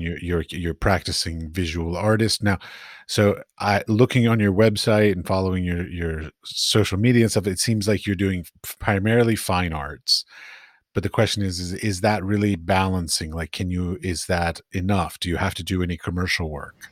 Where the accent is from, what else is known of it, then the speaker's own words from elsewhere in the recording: United States; moved away; also born or lived in Middle East; I'm American